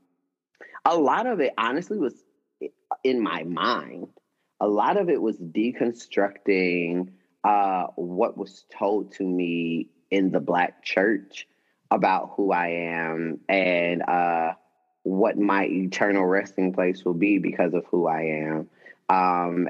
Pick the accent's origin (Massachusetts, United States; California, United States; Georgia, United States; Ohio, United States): Georgia, United States; Atlanta; also born or lived in College Park, Georgia; I grew up in Atlanta